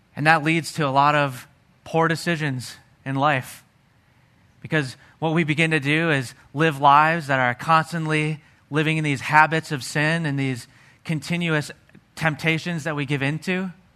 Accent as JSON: {"language": "English", "region": "Pennsylvania", "country": "United States", "tie": "born or raised there", "said": "I grew up in Pennsylvania."}